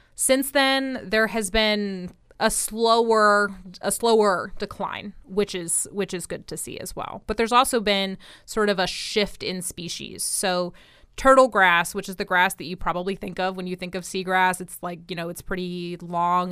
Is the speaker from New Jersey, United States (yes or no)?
yes; New Jersey, United States; now in Florida, United States; I grew up in New Jersey